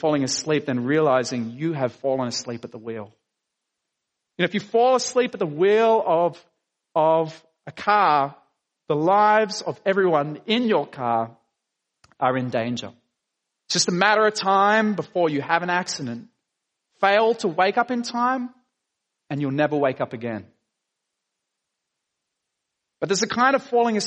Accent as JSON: {"language": "English", "town": "Dapto", "region": "New South Wales", "country": "Australia", "tie": "born or raised there", "said": "I grew up in Dapto."}